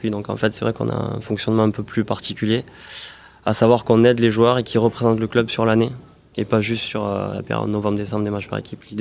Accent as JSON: {"language": "French", "town": "Toulouse", "region": "Occitania", "country": "France", "tie": "born or raised there", "said": "Je suis toulousain, ah bah né à Toulouse."}